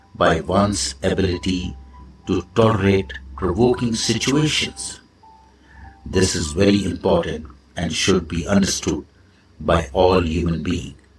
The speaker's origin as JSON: {"language": "English", "country": "India", "said": "I am the Indian monk"}